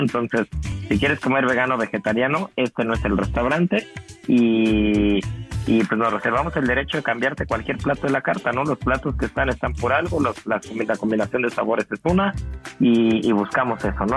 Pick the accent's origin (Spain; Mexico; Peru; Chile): Mexico; now in Miami, United States; también somos mexicanos